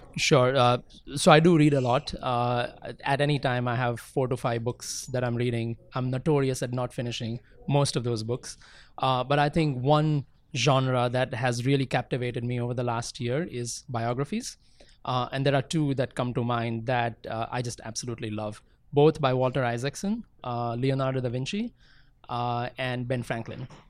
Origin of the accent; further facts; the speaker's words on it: India; I grew up in India, fortunately, in a very, uh, musical household